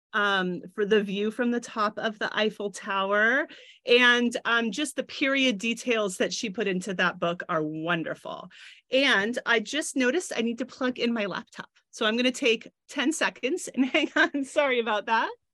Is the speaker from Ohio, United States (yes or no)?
no; San Francisco, California, United States; I grew up here in San Francisco